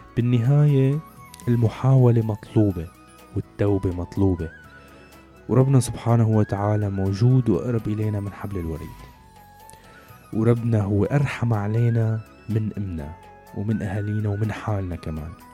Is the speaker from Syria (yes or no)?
yes; Syria